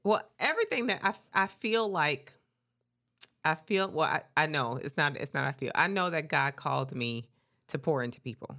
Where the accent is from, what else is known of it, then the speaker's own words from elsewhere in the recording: Mississippi, United States; I am from Mississippi